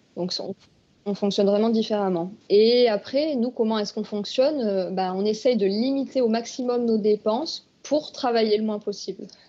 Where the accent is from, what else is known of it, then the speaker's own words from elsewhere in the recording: France; Il y a même des plages à côté de chez nous en France